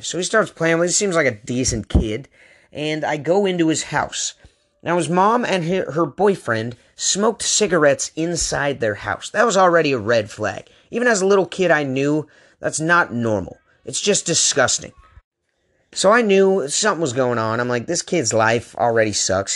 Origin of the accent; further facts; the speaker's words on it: Aloha, Oregon, United States; now in San Diego, United States; We're from Aloha.